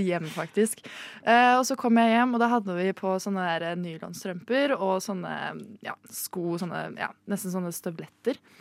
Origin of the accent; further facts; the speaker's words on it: Rjukan, Vestfold og Telemark, Norway; Vel, jeg er fra uh, i midten av Norge. Jeg er fra Tinn. Rjukan